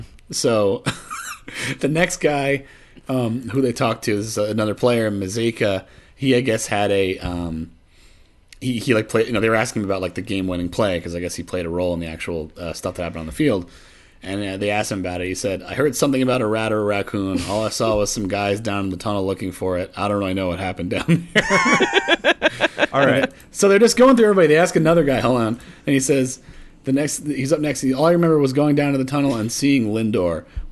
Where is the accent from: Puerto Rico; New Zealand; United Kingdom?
Puerto Rico; Of course. I'm from Puerto Rico, man.